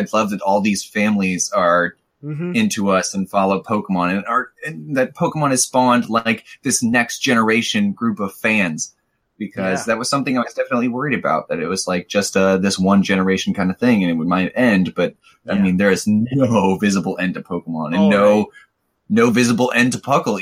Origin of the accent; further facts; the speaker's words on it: Missouri, United States; I'm from Missouri.